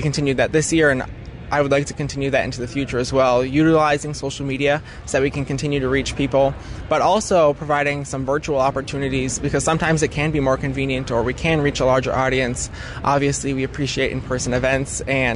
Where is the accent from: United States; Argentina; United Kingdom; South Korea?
United States; Menomonie, Wisconsin; I am from the Menominee FFA chapter, graduated from Menominee High School in 2020, and I grew up on my family's dairy farm.